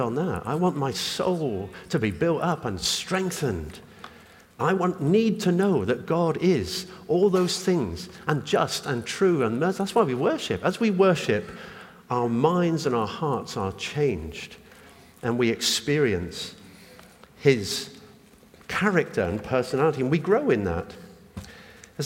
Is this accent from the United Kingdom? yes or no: yes; United Kingdom; I'm British. I was born here, got a British passport.